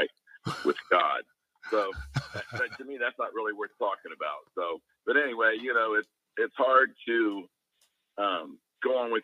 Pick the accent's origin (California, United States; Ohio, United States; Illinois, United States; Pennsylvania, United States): Ohio, United States; Columbus; I'm from Columbus, Ohio